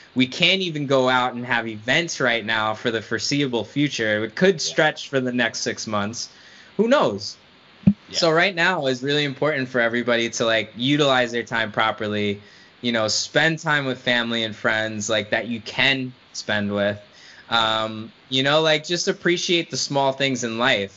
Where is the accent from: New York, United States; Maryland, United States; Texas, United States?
New York, United States; a guy growing up in New York